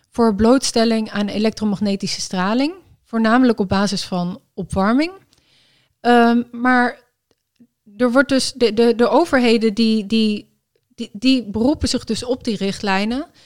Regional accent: Enschede, Overijssel, Netherlands; ik ben in Enschede geboren. Dus, ah, ehm, dus ik was daar toen dus ook.

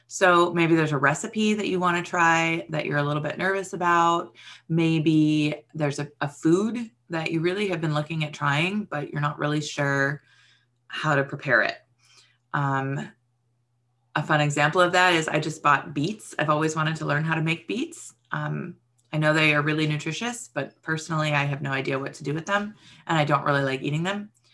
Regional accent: Hawaii, United States; moved away; I grew up in Hawaii.

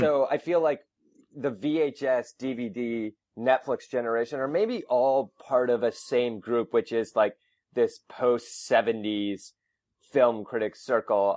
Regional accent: Minnesota, United States; moved away as an adult; also born or lived in New York; I grew up in Minnesota

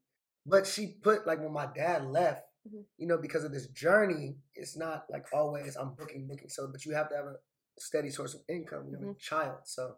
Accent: Los Angeles, California, United States; I'm from Los Angeles.

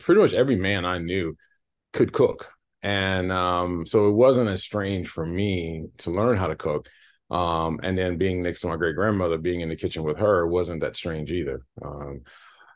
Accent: South Boston, Virginia, United States; we're from South Boston, Virginia, which is a very, very small town

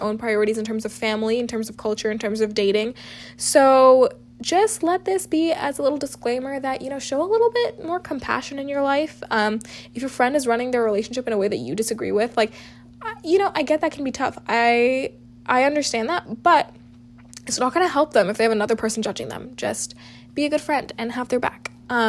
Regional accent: South India, India; our culture, being South Asian, being South Indian, talking about love and how our parents view our relationships

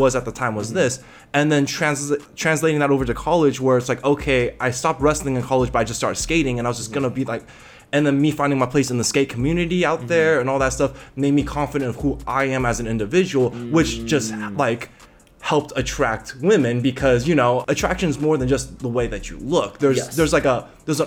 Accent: Bay Area, California, United States; I grew up in the Bay Area, but in a part of the Bay Area that didn't have a big Asian community.

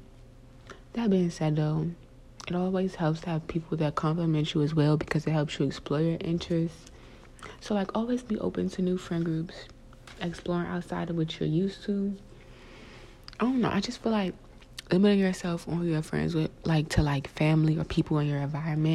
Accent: South Carolina, United States; I grew up in South Carolina

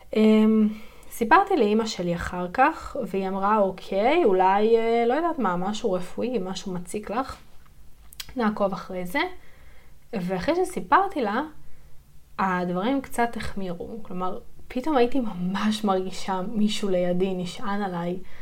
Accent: Yeruham, Southern District, Israel; אני גדלתי בירוחם. זה עיר בדרום הארץ

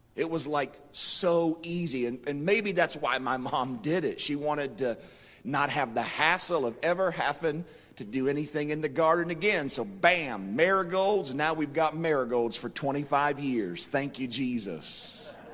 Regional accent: Marietta, Ohio, United States; when I was a boy growing up in Marietta, Ohio

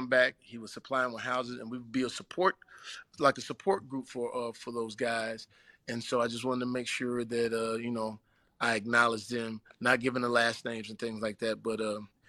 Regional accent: the South, United States; You know, I'm from the South, so I know what Destin is going to be.

